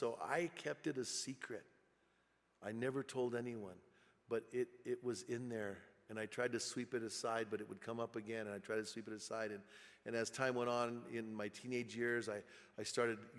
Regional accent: Bernalillo, New Mexico, United States; moved away; I went back to my hometown, and I was hanging out in my hometown, and I went to the Circle K there in Bernalillo

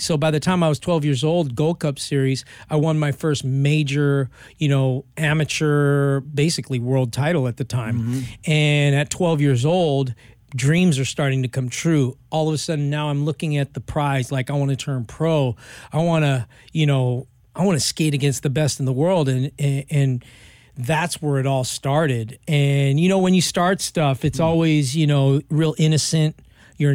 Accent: Los Angeles, California, United States; So I grew up here in Hollywood, LA, Venice Beach.

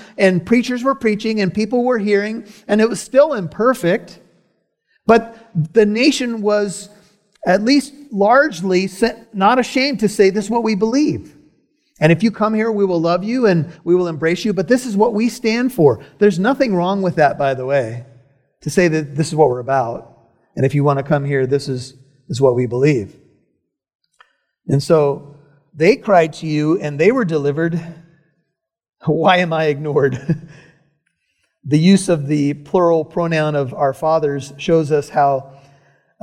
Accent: United States; I'm an American citizen

